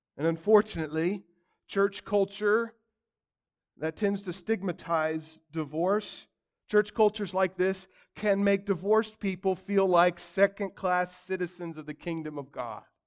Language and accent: English; United States; as American Christians